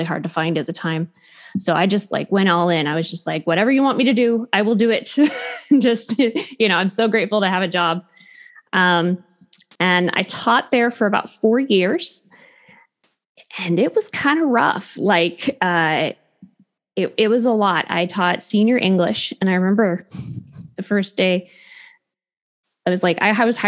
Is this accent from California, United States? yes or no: yes; Clovis, California, United States; I grew up in Clovis and went to Clovis schools through junior high through high school